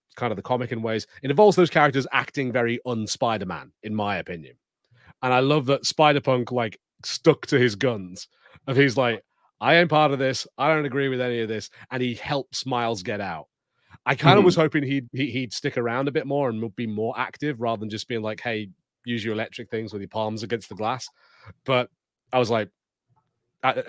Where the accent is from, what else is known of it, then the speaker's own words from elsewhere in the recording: United Kingdom; as a British